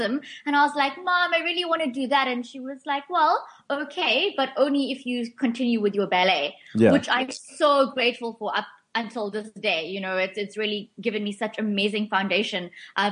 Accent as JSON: {"language": "English", "town": "Port Shepstone", "region": "KwaZulu-Natal", "country": "South Africa", "tie": "born or raised there", "moved": "yes", "lives_now": "Cape Town, South Africa", "said": "my local vet in Port Shepstone, my hometown"}